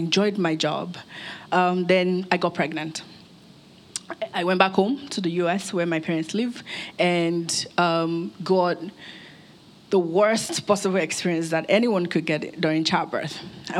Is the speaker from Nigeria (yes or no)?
yes; Nigeria; also born or lived in United States; I grew up here in Nigeria. I was born in Nigeria. Moved to the US with my family, grew up there, completed my education